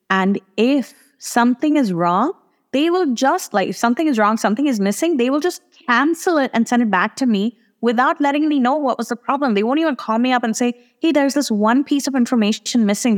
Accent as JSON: {"language": "English", "country": "India", "said": "for me to get to Italy as an Indian passport holder, I need to book a hotel."}